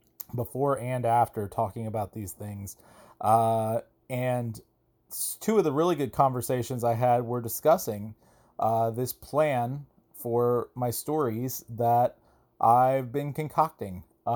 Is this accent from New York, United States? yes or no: no; Georgia, United States; now in Augusta, United States; I am from Georgia. I am from roughly north of Atlanta. I live in a different place now, though. I live in Augusta, Georgia, quite a distance away east.